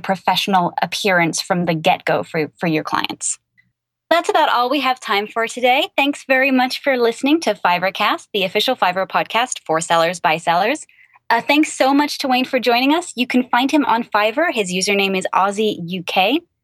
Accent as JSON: {"language": "English", "region": "England", "country": "United Kingdom", "moved": "yes", "lives_now": "United States", "said": "I'm originally from England and I live in America"}